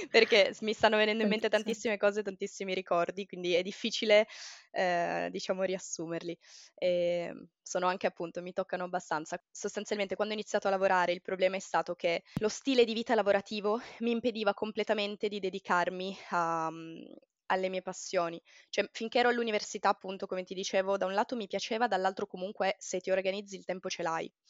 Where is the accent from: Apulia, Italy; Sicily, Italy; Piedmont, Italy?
Piedmont, Italy; Turin; moved away as an adult; now in Ericeira, Portugal; fino al 2016 mh, mm, io ho vissuto a Torino, okay. sempre a Torino, non ho mai fatto neanche esperienza all'estero